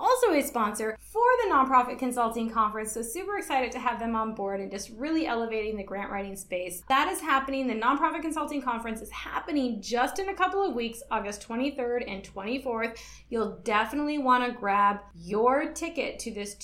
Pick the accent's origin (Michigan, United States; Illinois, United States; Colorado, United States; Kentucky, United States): Michigan, United States; now in Guam; I'm originally from Michigan, so we started school after Labor Day in September